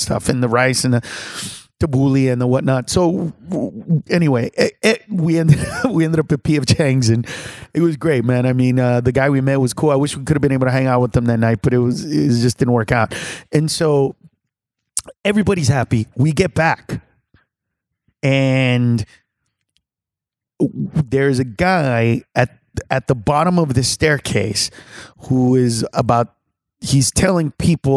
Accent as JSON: {"language": "English", "country": "Honduras", "said": "Honduras, Central America"}